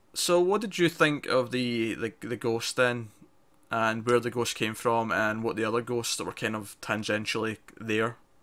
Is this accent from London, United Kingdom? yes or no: no; Scotland, United Kingdom; If you can't recognize my accent, I'm Scottish.